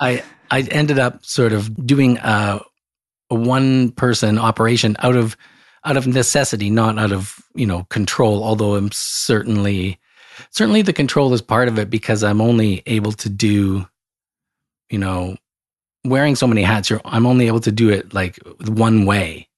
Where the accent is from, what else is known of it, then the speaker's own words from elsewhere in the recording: Calgary, Alberta, Canada; where I grew up in Calgary, Alberta, Canada.